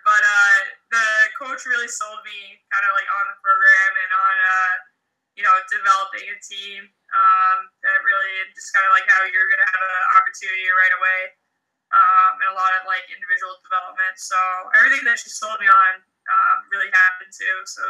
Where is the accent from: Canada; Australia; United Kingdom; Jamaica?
Canada; also born or lived in Union College; now in New York, United States; So I grew up in Canada where everybody plays hockey.